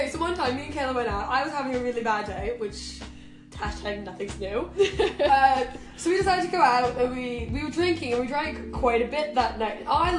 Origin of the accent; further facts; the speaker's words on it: Canada; moved away as an adult; now in Sweden; I am Canadian.